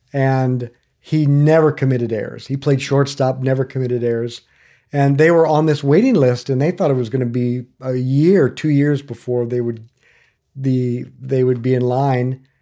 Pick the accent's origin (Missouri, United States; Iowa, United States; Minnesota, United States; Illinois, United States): Iowa, United States; Northwest; now in Lawrence, United States; I grew up in Northwest Iowa